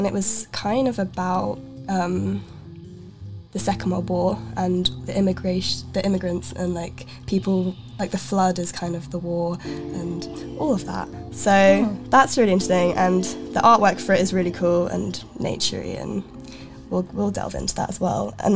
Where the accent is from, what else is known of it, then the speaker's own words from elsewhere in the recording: Sweden; moved away; also born or lived in Gothenburg; I am from Sweden originally, so I've spent some time in Göteborg